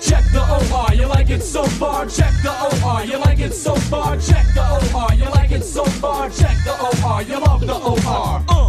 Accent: the North, Northern Canada, Canada; now in Toronto, Canada; I'm from the North.

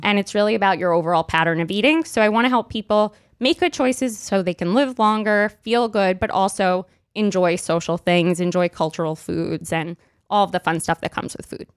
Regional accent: New York City, New York, United States; I grew up in Brooklyn

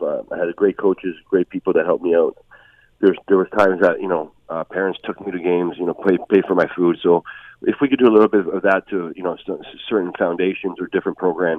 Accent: Hamilton, Ontario, Canada; I grew up in Hamilton.

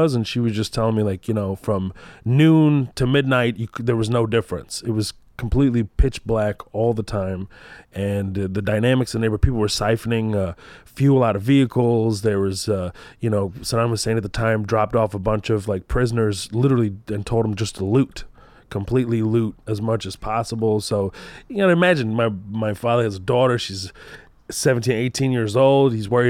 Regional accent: Texas, United States; I'm definitely Texan, you know, like even if I go back home, they'll be like, this guy is like. He's a fucking Texan, you know what I mean? He's a Palestinian Texan, this guy.

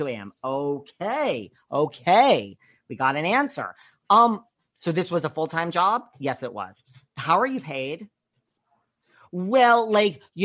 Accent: New York, United States; I'm from New York

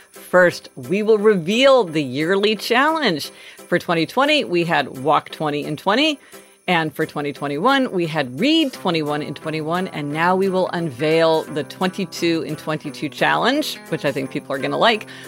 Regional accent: Kansas City, Missouri, United States; born or raised there; now in New York City, United States

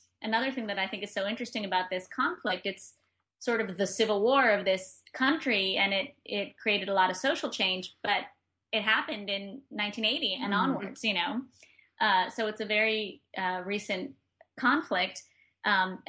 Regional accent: New York, United States; also born or lived in Granada, Nicaragua; as a New Yorker

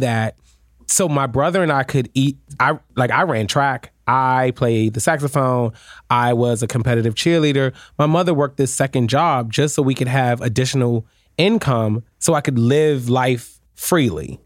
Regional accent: Washington, District of Columbia, United States; also born or lived in Prince George's County, Maryland / New York / Florida; now in New Jersey, United States; I grew up in Washington D.C. and I will mm-hmm. always say I am a D.C. native

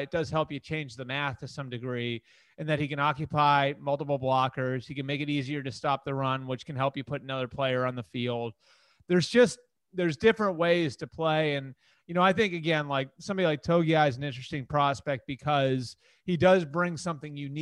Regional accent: Sudbury, Massachusetts, United States; that's my hometown

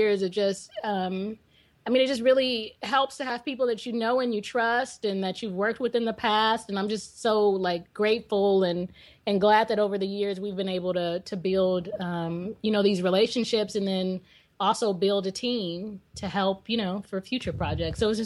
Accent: Bay Area, California, United States; We're originally from the Bay Area

